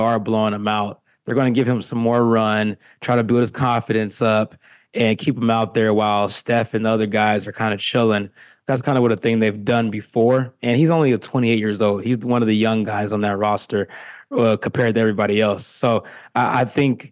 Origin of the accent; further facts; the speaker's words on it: Kansas City, United States; From the Kansas City area